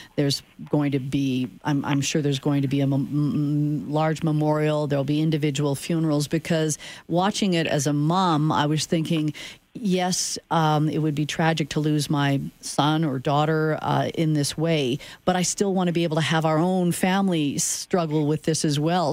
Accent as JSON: {"language": "English", "region": "Saskatchewan", "country": "Canada", "tie": "born or raised there", "moved": "yes", "lives_now": "Calgary, Canada", "said": "I grew up in Saskatchewan where you took buses to go to sporting events."}